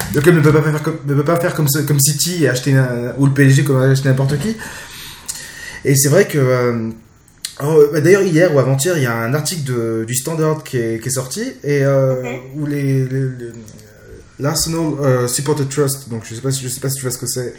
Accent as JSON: {"language": "French", "area": "Jura", "region": "Bourgogne-Franche-Comté", "country": "France", "said": "je viens d'une petite ville du Jura"}